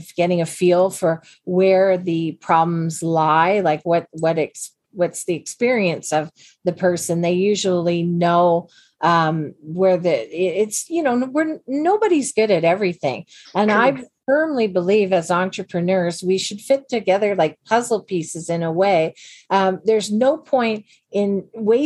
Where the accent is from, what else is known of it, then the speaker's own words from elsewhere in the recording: Canada; we're all Canadian women